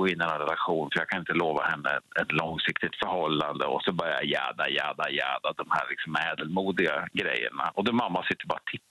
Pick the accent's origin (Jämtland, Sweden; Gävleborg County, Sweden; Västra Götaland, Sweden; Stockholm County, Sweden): Jämtland, Sweden; Krokom; Jag är från Krokom.